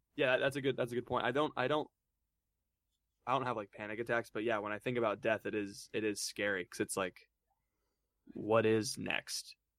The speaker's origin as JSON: {"language": "English", "region": "Florida", "country": "United States", "moved": "as an adult", "lives_now": "Steubenville, United States", "said": "I'm from Florida"}